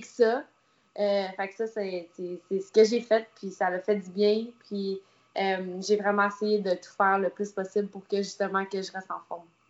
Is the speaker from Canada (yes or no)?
yes; Canada; je suis canadienne